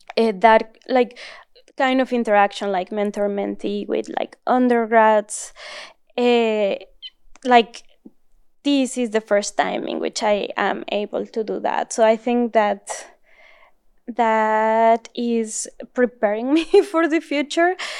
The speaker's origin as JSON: {"language": "English", "region": "northern Mexico", "country": "Mexico", "tie": "born or raised there", "also_born_or_lived": "Germany", "second_language": "English", "moved": "as an adult", "lives_now": "Southern California, United States", "said": "grew up in Mexico and also in the north of Mexico"}